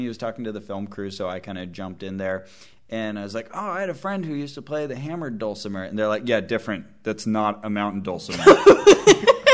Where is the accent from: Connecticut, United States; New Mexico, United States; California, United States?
California, United States; Santa Cruz; So I returned to my hometown of Santa Cruz, California.